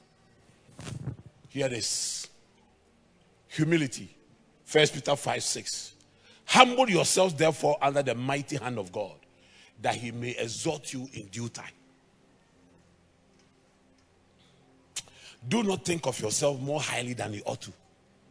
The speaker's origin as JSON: {"language": "English", "country": "Ghana", "also_born_or_lived": "Germany", "second_language": "English", "said": "I come from Ghana"}